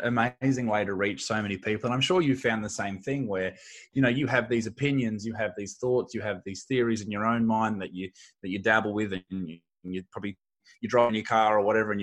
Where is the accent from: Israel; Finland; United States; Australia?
Australia; I'm a comedian from Australia